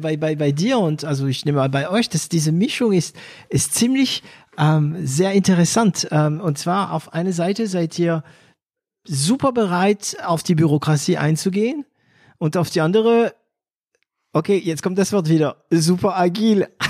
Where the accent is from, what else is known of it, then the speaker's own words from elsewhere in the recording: France; accent: French; German is a second language; moved away; ich als Franzose einen Akzent habe, der für Deutsche nicht so geeignet ist